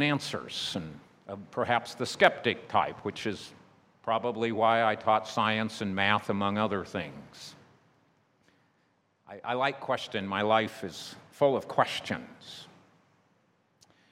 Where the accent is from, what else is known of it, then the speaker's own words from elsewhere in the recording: United States; my home country, United States